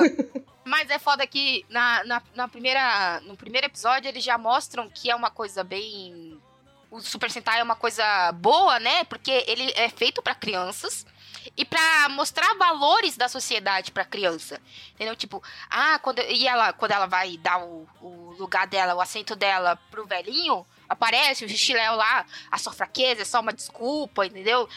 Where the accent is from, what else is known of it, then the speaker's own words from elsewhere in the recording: São Paulo, Brazil; eu sou a filha do meio e tudo mais, já nasci aqui em São Paulo